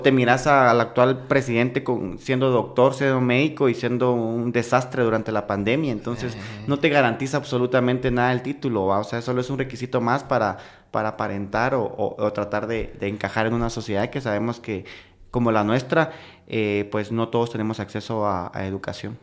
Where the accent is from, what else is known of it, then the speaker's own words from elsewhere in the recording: Guatemala; como guatemaltecas y como guatemaltecos